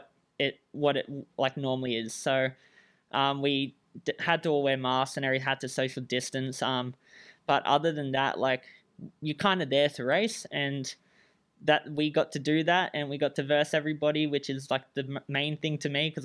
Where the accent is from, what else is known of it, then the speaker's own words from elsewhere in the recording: Australia; moved away as an adult; now in Michigan, United States; I'm Australian